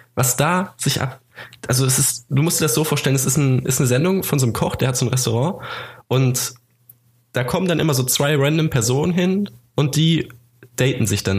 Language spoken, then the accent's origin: German; Hameln, Lower Saxony, Germany; meine Heimatstadt Hameln